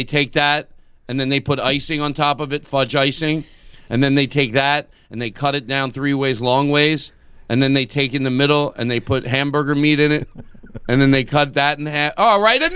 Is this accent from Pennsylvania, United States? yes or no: yes; Philadelphia, Pennsylvania, United States; my hometown of Philadelphia